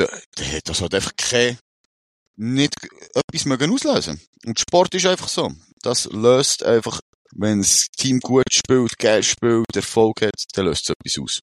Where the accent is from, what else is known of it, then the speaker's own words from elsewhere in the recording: Switzerland; bei uns in der Schweiz